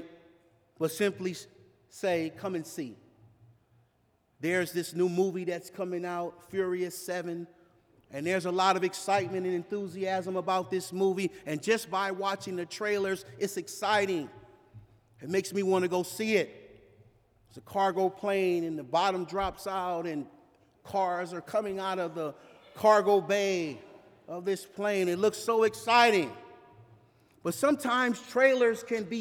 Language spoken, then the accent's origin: English; Los Angeles, California, United States; growing up in South